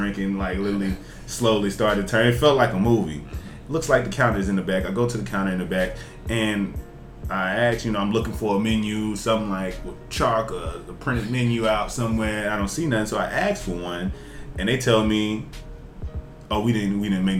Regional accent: Jackson, Tennessee, United States; now in Chicago, United States; I'm from Jackson, Tennessee, which is in Western Tennessee

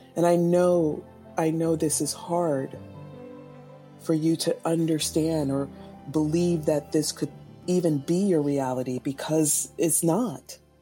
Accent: Los Angeles, California, United States; also born or lived in Oakland, California / South Pasadena, California; I was born in Los Angeles, California in the year 1970

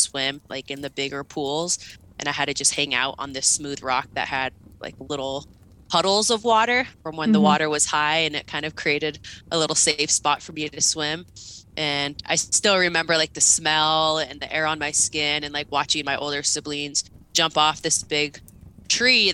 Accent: Longview, Washington, United States; I grew up in the West Coast, so Longview, Washington

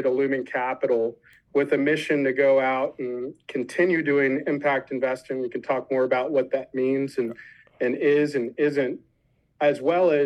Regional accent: Washington, District of Columbia, United States; I grew up in Washington, D.C.

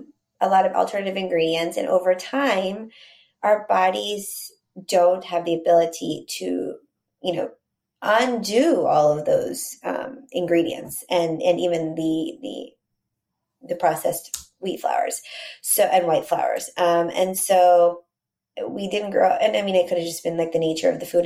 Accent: Texas, United States; So growing up in Texas and eating Mexican food

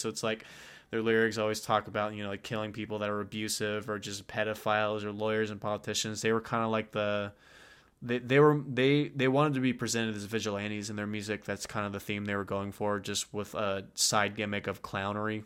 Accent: Texas, United States; we're from Texas.

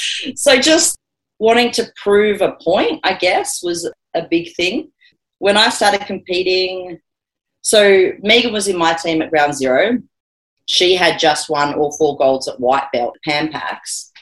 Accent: Australia; the first thing I should clarify is we're Australian girls in gis.

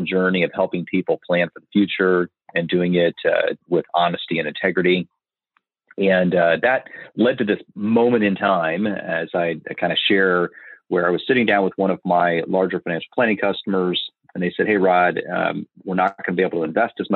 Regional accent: Marion, Indiana, United States; I grew up in Marion, Indiana

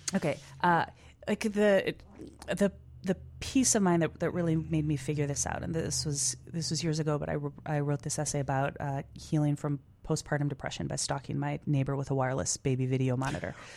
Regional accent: Chicago, Illinois, United States; being a Chicagoan

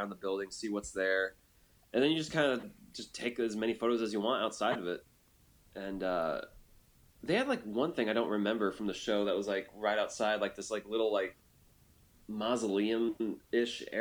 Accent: United States; I'm American

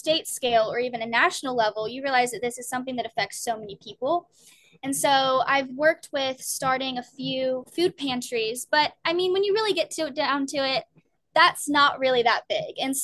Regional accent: Germantown, Tennessee, United States; now in Maryland, United States; my hometown, which I'm from Germantown, Tennessee

